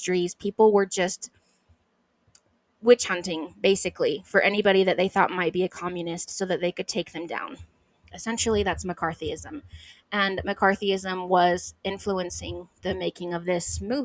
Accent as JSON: {"language": "English", "region": "Idaho", "country": "United States", "said": "I am from Idaho."}